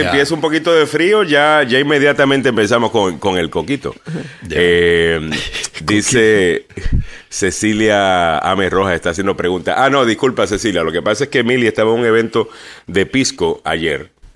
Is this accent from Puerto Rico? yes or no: yes; Puerto Rico; En Puerto Rico somos todos puertorriqueños.